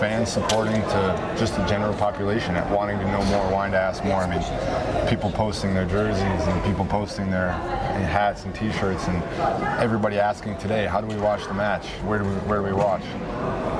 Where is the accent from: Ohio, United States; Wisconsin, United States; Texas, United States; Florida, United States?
Wisconsin, United States; I'm from Wisconsin